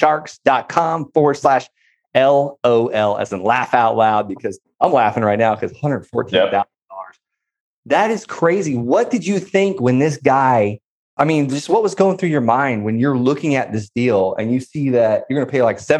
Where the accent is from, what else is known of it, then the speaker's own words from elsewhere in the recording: Florida, United States; moved away; I'm from Florida.